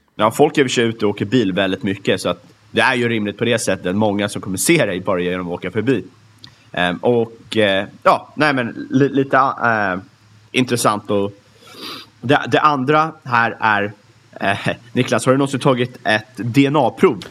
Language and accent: Swedish; Sweden; som svensk